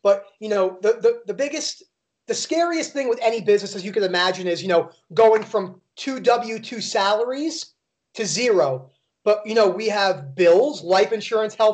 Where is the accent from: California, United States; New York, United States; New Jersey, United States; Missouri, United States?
New Jersey, United States; also born or lived in Florida; now in Colorado Springs, United States; I was born and raised in New Jersey outside of Manhattan.